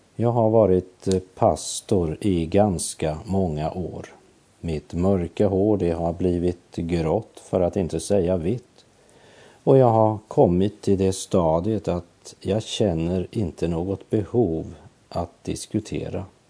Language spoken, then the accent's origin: Swedish; Sweden; Jag är ju svensk medborgare